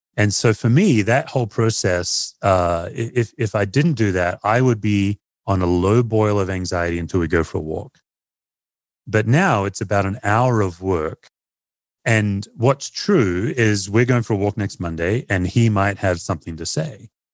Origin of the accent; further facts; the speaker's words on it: Australia; now in United States; as an Aussie